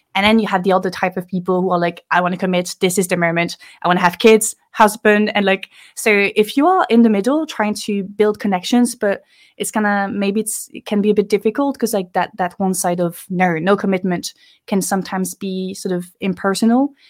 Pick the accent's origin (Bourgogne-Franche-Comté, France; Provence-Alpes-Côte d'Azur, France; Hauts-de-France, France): Hauts-de-France, France; Lille; English is a second language; moved away as an adult; now in Paris, France; I grew up in the north of France, uh, in Lille